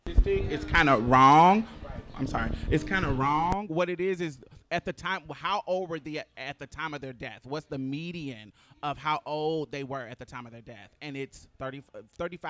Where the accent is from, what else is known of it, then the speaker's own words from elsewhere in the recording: Houston, Texas, United States; also born or lived in Indianapolis, Indiana / Jackson, Mississippi; I'm from Houston